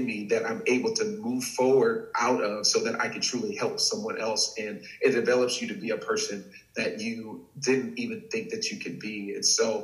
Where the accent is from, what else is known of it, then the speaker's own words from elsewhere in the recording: Texas, United States; I'm born and raised in Texas.